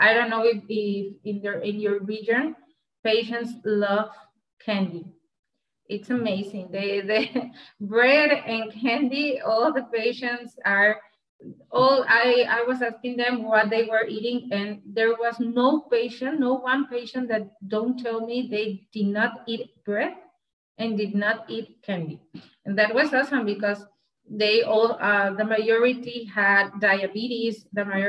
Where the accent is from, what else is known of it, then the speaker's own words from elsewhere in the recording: Monterrey, Nuevo León, Mexico; I'm from Monterrey, Mexico. From the state of Nuevo León. Here is my region.